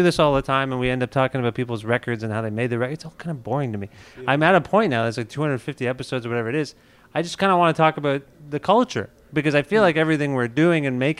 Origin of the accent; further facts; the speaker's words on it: Canada; I'm from Canada.